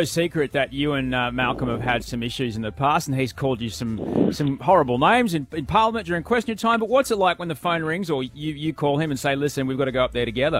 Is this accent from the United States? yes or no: no; Australia